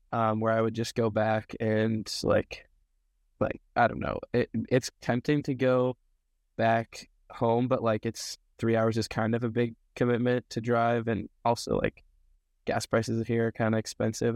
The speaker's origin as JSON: {"language": "English", "town": "Snoqualmie", "region": "Washington", "country": "United States", "tie": "born or raised there", "moved": "as an adult", "lives_now": "Portland, United States", "said": "I'm from Snoqualmie, Washington, so, like, Snoqualmie Falls area."}